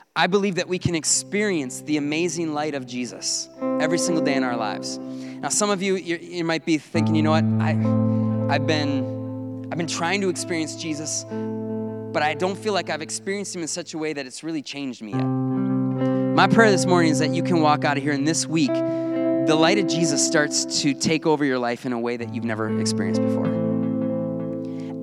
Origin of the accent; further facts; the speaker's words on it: North Woods, United States; I grew up in the North Woods